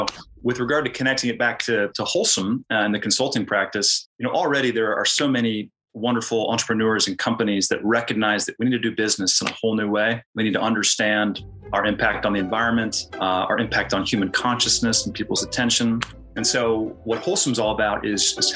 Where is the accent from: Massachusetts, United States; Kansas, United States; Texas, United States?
Kansas, United States; I come from Kansas. I'm from the Midwest